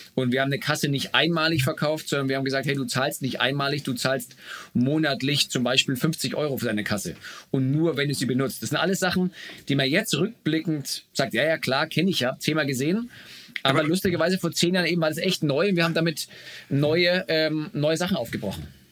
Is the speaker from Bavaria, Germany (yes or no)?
yes; Bamberg, Bavaria, Germany; moved away as an adult; also born or lived in Munich / United States; now in Berlin, Germany; aus meiner Heimatstadt Bamberg